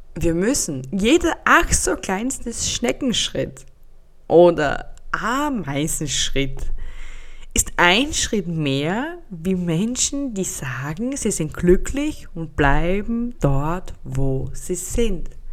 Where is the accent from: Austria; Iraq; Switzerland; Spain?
Austria; Bei uns in Österreich